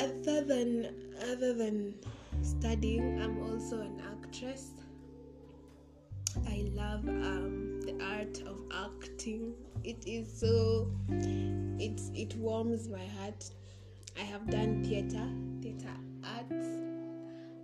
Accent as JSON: {"language": "English", "country": "Kenya", "tie": "born or raised there", "said": "I am a Kenyan by birth."}